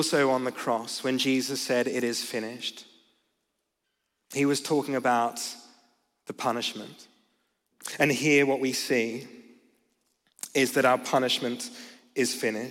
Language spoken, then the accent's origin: English; Australia; I'm from Australia